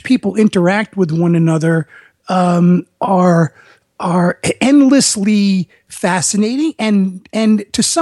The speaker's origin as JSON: {"language": "English", "town": "New York City", "region": "New York", "country": "United States", "tie": "born or raised there", "moved": "as an adult", "said": "I grew up in the Bronx"}